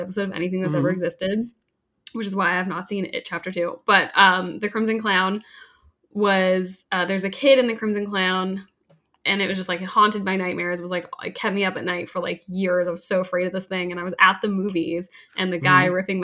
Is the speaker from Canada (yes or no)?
yes; Canada